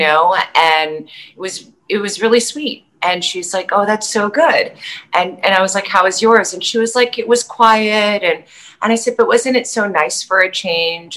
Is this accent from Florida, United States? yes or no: no; New York City, New York, United States; moved away; also born or lived in Las Vegas; I grew up in New York City